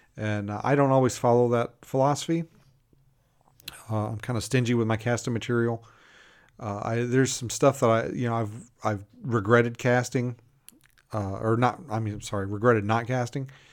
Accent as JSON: {"language": "English", "region": "Kentucky", "country": "United States", "tie": "born or raised there", "moved": "yes", "said": "I grew up in Kentucky"}